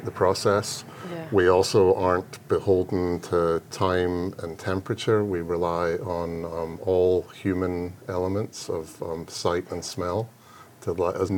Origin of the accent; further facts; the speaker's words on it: Scotland, United Kingdom; moved away as an adult; now in Kentucky, United States; I grew up in Scotland, and my dad had a cooperage just outside Glasgow